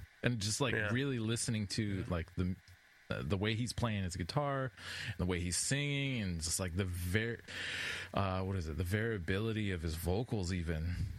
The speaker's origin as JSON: {"language": "English", "region": "Pacific Northwest", "country": "United States", "tie": "born or raised there", "said": "I grew up being in the Pacific Northwest"}